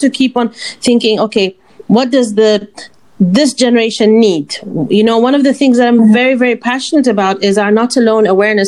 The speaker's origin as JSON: {"language": "English", "country": "Oman", "said": "we're from Oman"}